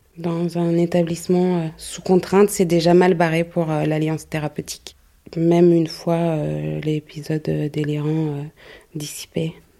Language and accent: French; Paris, Île-de-France, France; je suis née à Paris, donc je connais pas mal de monde à Paris